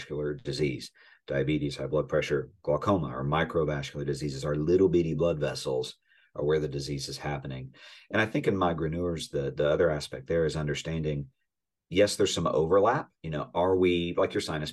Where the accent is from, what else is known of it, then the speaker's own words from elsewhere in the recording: the South, Southern United States, United States; I'm a Southerner